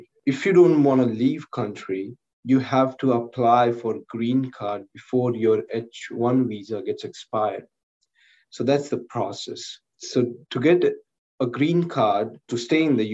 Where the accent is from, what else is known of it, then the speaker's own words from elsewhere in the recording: India; moved away as an adult; now in United States; it was not in my hand to get birth in India